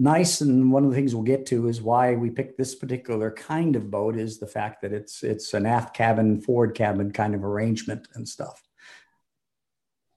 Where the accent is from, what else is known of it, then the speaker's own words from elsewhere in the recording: coastal Massachusetts, United States; I grew up in coastal Massachusetts